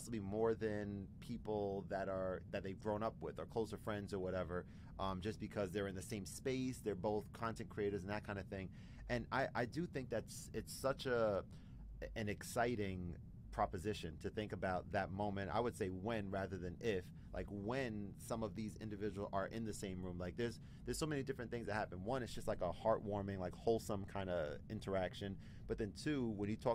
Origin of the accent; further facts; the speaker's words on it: New Jersey, United States; also born or lived in New York; I'm from New Jersey